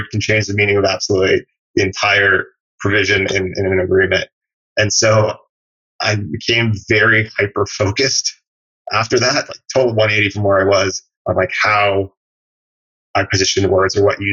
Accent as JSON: {"language": "English", "country": "Canada", "moved": "as an adult", "lives_now": "United States", "said": "I'm from Canada originally. And when I moved to the US after college to work"}